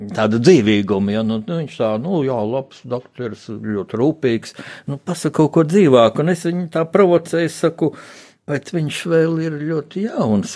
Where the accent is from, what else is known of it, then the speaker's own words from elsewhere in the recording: Riga, Latvia; es jau tā kā rīdzinieks